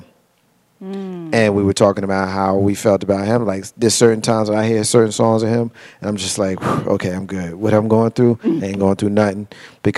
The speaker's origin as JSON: {"language": "English", "region": "New Jersey", "country": "United States", "tie": "born or raised there", "said": "I grew up in New Jersey."}